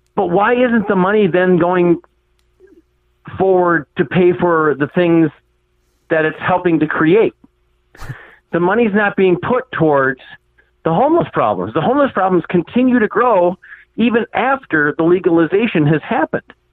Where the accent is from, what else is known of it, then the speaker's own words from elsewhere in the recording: Minnesota, United States; I am actually from Minnesota, not Canada